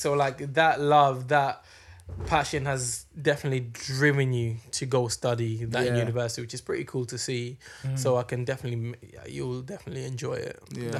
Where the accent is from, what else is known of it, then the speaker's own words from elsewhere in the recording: Ireland; We're Irish, man.